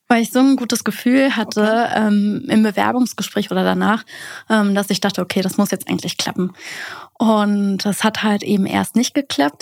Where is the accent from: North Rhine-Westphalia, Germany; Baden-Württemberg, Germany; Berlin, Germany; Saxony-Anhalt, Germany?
Berlin, Germany; ich komme aus Berlin